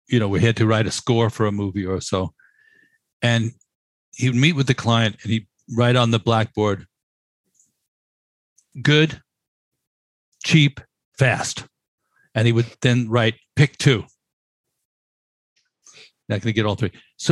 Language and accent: English; New York City, New York, United States; as a New Yorker